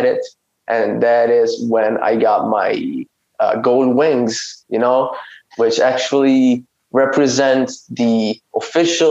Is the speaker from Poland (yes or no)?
no; Italy; I'm from Italy. I've lived in Italy my whole life